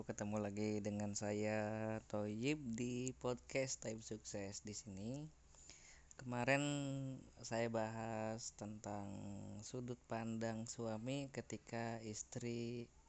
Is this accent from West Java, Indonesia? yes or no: no; Central Java, Indonesia; jadi saya orang Jawa Tengah istri orang Jawa Barat